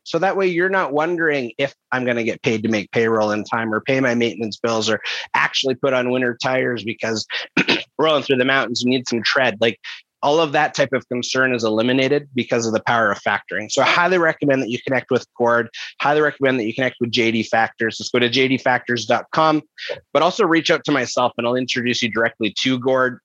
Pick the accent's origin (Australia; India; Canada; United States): Canada; Kelowna, British Columbia; in a city, which is my hometown, Kelowna, British Columbia